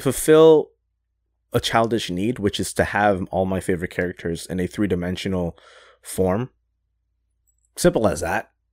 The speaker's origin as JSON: {"language": "English", "town": "Toronto", "region": "Ontario", "country": "Canada", "said": "I'm from Toronto"}